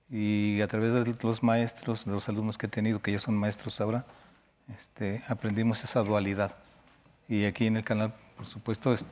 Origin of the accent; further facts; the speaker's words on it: Mexico; me fui de México a estudiar